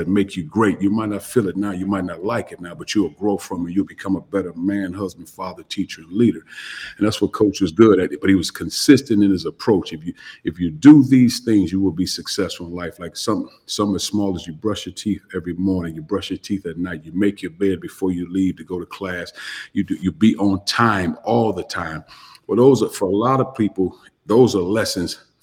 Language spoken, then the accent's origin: English; East St. Louis, Illinois, United States; moved away as an adult; also born or lived in West Lafayette, Indiana; I grew up in East St. Louis, Illinois